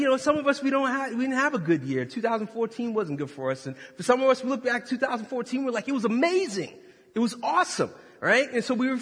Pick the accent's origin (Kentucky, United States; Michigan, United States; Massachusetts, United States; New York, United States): Massachusetts, United States; Boston; now in Westerville, United States; originally I was from Boston, Massachusetts